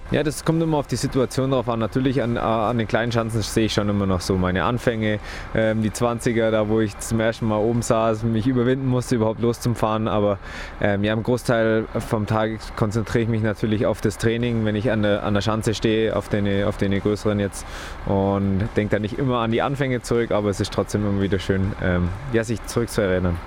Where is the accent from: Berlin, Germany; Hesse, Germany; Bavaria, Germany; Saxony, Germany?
Bavaria, Germany; Oberstdorf; wir Oberstoff haben sicher viel Herzblut und deswegen fühle ich mich auch hier so, so verwurzelt